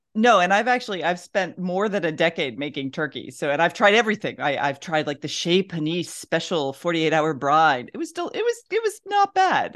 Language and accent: English; the South, United States; I'm from the South.